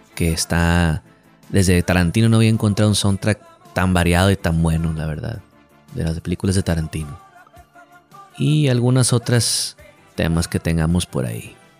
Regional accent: Culiacán, Sinaloa, Mexico; also born or lived in Mazatlán; Este es mi último mes en Culiacán. Mi último mes viviendo aquí en mi ciudad natal.

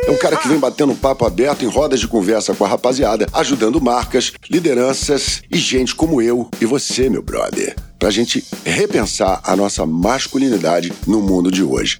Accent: Mogi das Cruzes, São Paulo, Brazil; quando eu nasci ela era menor ainda. Mogi das Cruzes, a última estação de trem do subúrbio lá de São Paulo.

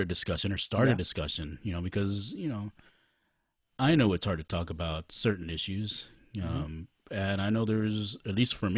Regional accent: Los Angeles, California, United States; we all are from East

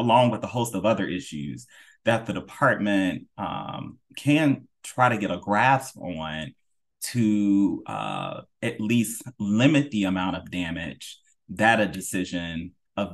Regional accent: North Carolina, United States; also born or lived in Florida; my home state of North Carolina

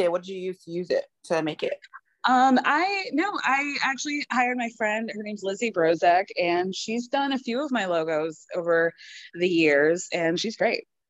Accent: United States; I'm American.

